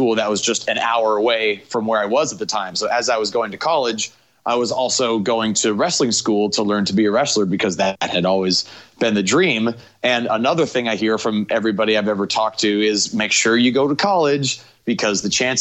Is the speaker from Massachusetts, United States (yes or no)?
no; San Francisco Bay Area, California, United States; also born or lived in Chico, California; I grew up here in the Bay.